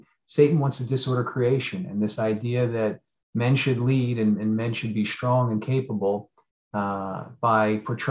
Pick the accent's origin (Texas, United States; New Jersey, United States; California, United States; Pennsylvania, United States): New Jersey, United States; southern; moved away; also born or lived in New York City; I grew up in New Jersey, although on the southern side, but lived in New York for about 20 years.